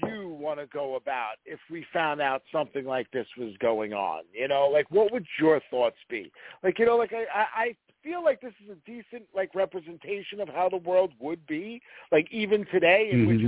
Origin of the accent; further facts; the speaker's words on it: New York City, New York, United States; moved away; I grew up in Brooklyn and Staten Island